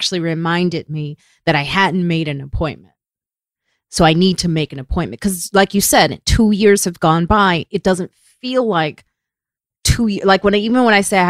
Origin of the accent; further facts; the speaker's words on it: Chicago, Illinois, United States; I grew up all over Chicago. I grew up in the suburbs. I grew up on the south side